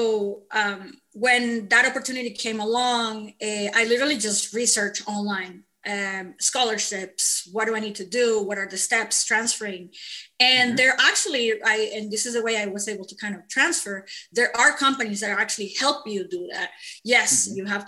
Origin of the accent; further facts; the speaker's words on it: Venezuela; moved away as an adult; I'm an immigrant from Venezuela